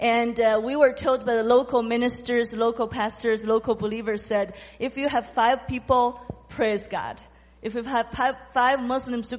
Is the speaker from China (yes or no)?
yes; China; I'm from China